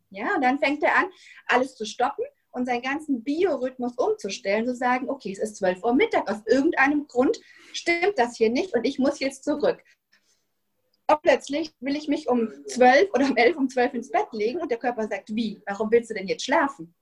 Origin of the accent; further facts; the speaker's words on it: Germany; moved away as an adult; now in Spain; bin ich Deutsche, aber ich wohne schon seit 16 Jahren in Spanien mit meiner Familie